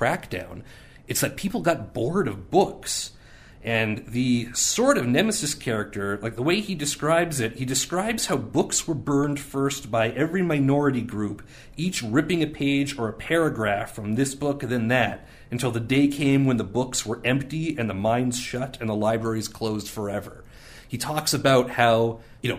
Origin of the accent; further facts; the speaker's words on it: Canada; I was raised in Canada